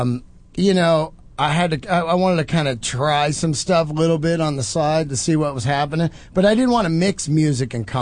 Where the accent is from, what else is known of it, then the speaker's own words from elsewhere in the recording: San Francisco, California, United States; moved away as an adult; I'm from San Francisco